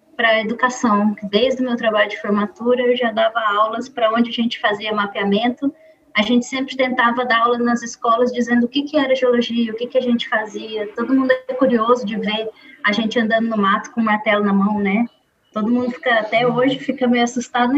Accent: Campinas, São Paulo, Brazil; moved away as an adult; also born or lived in Portugal; now in Goiânia, Brazil; Quando passei na UFG em 2016, mudei para Goiânia, eu sou de Campinas, São Paulo

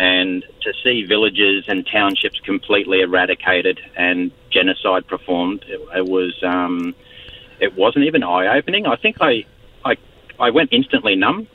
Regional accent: Australia; also born or lived in Fiji / United States; I'm Australian

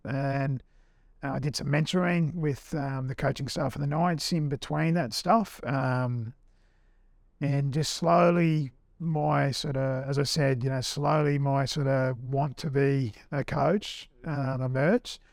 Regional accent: Australia; also born or lived in England; being an Aussie

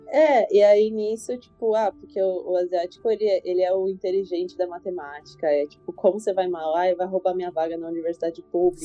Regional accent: Brazil; eu era a única brasileira

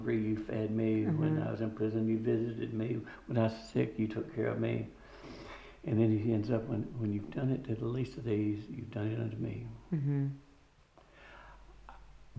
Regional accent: Tennessee, United States; moved away; also born or lived in New Albany, Ohio / El Cajon, California / Charleston, South Carolina / Beaufort, South Carolina; I grew up in Tennessee

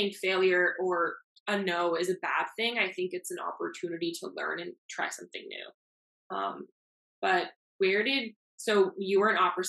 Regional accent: Miami, Florida, United States; first language Spanish; English is a second language; I'm born and raised in Miami. I left for school for 7 years, but I'm back now

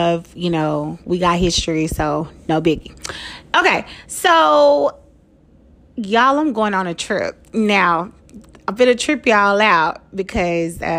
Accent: Dallas, Texas, United States; I am from Dallas, Texas. I live in Dallas, Texas, or a suburb of Dallas, Texas, rather.

